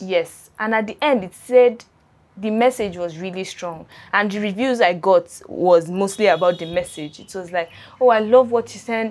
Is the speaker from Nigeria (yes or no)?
yes; Adamawa, Nigeria; I'm from Adamawa State